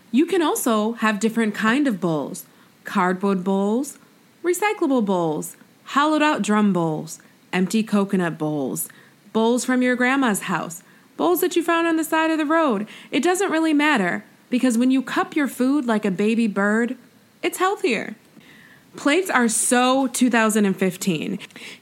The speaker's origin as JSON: {"language": "English", "region": "New York", "country": "United States", "said": "me being from New York State, but then, like, being a New Yorker for, like, 10 years."}